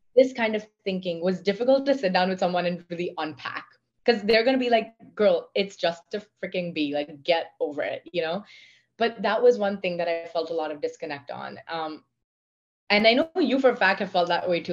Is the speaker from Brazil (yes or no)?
no; India; accent: Indian; moved away; also born or lived in Pennsylvania, United States; I was one of the few, if not the only women from my country